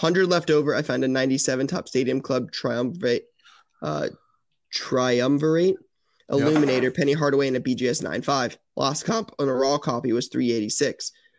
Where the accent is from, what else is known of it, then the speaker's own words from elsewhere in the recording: California, United States; P.S. I'm not from Ohio. I'm from California. Bring … to Cali.